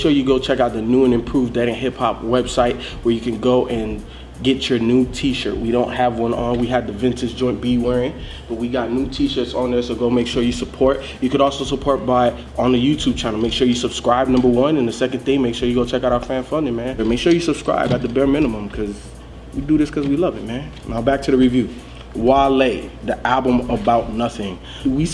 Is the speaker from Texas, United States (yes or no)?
no; Chicago, Illinois, United States; I'm from Chicago.